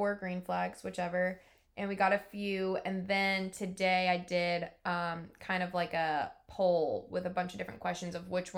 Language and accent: English; New York, United States; moved away; I was from New York and not the South